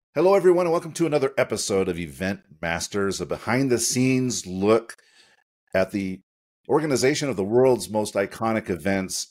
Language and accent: English; Utah, United States; also born or lived in Sandy, Utah; the University of Utah, which is my hometown. I'm joining from Sandy, Utah